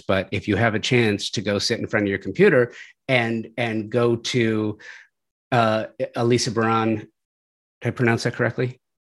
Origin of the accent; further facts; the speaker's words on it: Southern California, United States; I grew up in Southern California. I grew up in the valley